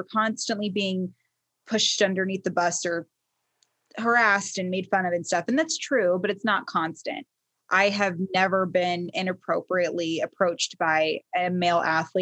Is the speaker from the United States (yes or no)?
yes; Baltimore, Maryland, United States; I was born in Baltimore